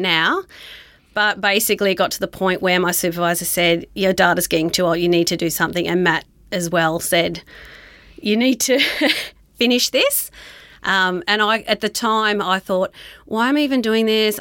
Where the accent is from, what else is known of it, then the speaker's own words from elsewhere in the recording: Dubbo, New South Wales, Australia; moved away as an adult; also born or lived in Newcastle, New South Wales; now in Queensland, Australia; I grew up in Dubbo in New South Wales